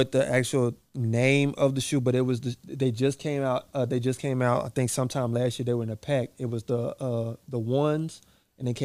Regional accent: Connecticut, United States; also born or lived in New York; now in Texas, United States; I was born in Connecticut and I lived in New York a little bit

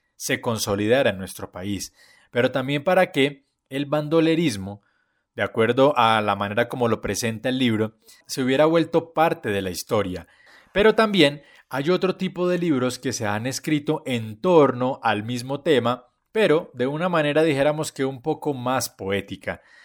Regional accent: Colombia

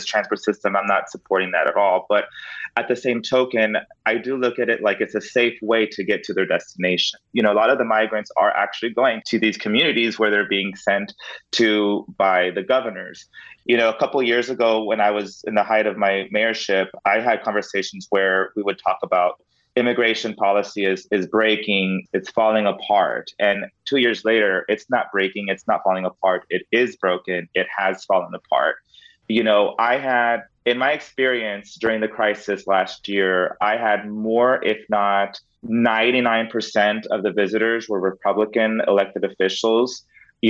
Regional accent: Del Rio, Texas, United States; I grew up in Del Rio

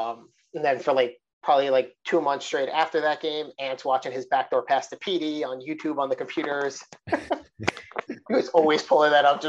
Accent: New York City, New York, United States; moved away; we're back in New York City, my hometown. You know, I have friends in the area

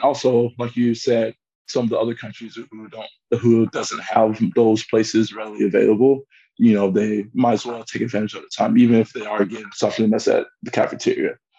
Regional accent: United States; moved away as an adult; also born or lived in Milan, Italy; now in Frankfurt, Germany; being American

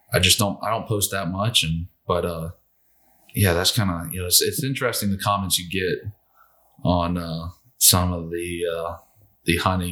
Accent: the South, United States; Growing up in the South, you know, we just, you know, there were certain ways we cooked wild game, and that's how it was done.

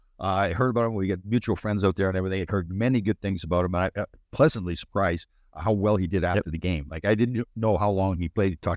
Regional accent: Brampton, Ontario, Canada; I'm from Brampton. So, yeah, we're close by.

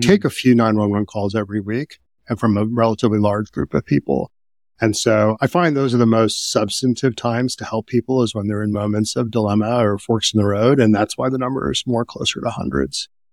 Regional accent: Midwest, United States; I was growing up in the Midwest

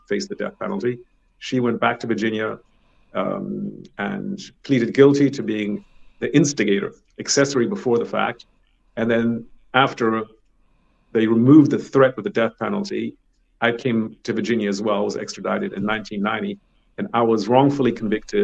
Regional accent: Germany; moved away; also born or lived in Thailand / United States / United Kingdom; been living in Germany, my home country

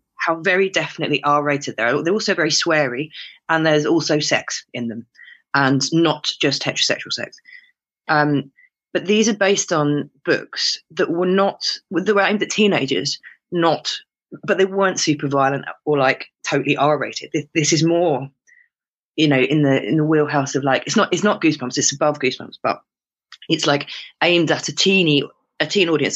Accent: United Kingdom; my ill-educated British ear

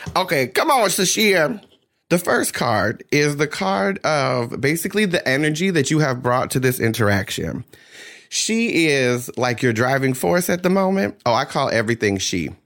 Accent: New Jersey, United States; I grew up in South Jersey.

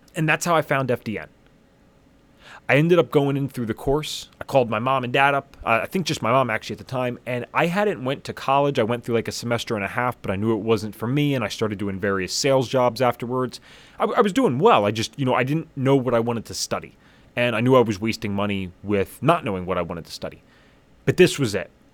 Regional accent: southeast Pennsylvania, United States; I grew up in Pennsylvania, about forty-five minutes northeast of Philadelphia, very far southeast Pennsylvania

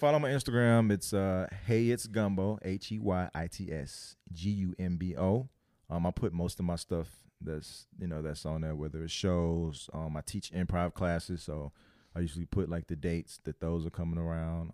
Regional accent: Louisiana, United States; I'm from Louisiana

